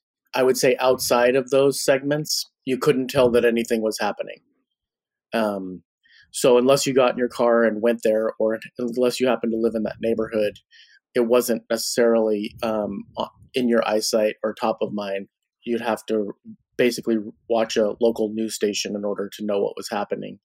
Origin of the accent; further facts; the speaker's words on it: California, United States; now in Portland, United States; I grew up in California in the 70s and 80s